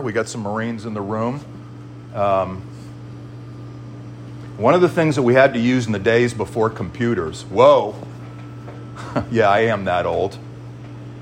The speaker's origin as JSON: {"language": "English", "region": "Northeast", "country": "United States", "said": "I'm from the Northeast."}